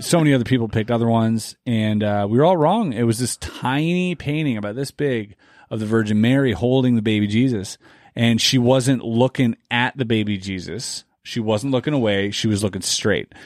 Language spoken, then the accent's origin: English; near Basel, Baden-Württemberg, Germany; moved away; where I grew up in, in where Berlin is, is like a six to eight hour train ride